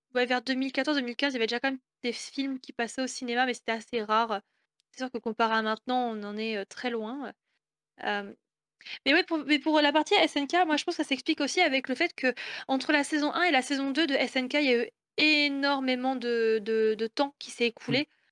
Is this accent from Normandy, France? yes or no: yes; Rouen, Normandy, France; moi je viens de Normandie, je viens de Rouen